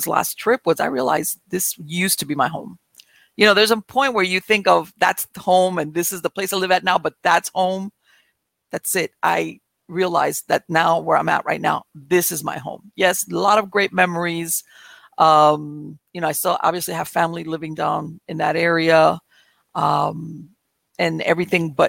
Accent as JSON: {"language": "English", "town": "Miami", "region": "Florida", "country": "United States", "tie": "born or raised there", "moved": "as an adult", "lives_now": "North Florida, United States", "said": "I was born and raised in Miami."}